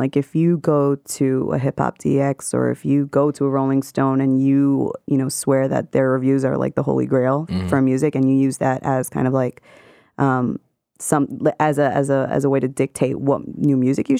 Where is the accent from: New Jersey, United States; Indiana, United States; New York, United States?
New York, United States; New York City; moved away as an adult; I'm now going to be a West Coast transplant by the end of the month, you know, born and raised in Queens all 29 years of my life. So now I'm making the jump.